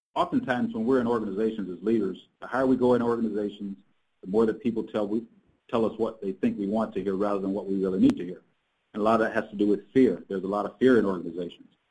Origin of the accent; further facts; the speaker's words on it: South Carolina, United States; I grew up in South Carolina